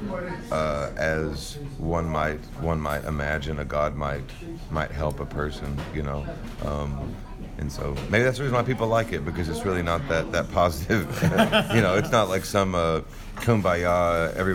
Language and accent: English; Texas, United States; being from Texas